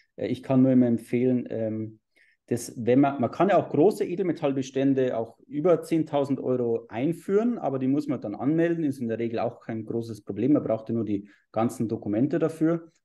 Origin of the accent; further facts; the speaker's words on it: Bavaria, Germany; bei uns in Bayern äh, so anschaust, wir haben ja diese, diese Holzfassaden